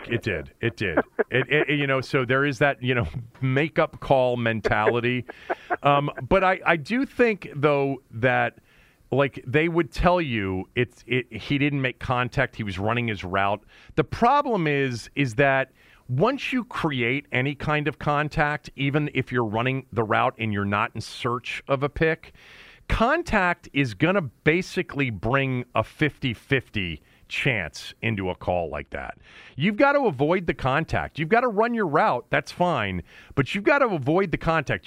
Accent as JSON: {"language": "English", "town": "Bethesda", "region": "Maryland", "country": "United States", "tie": "born or raised there", "said": "Bethesda, which has been pretty much my hometown, you know, or home area"}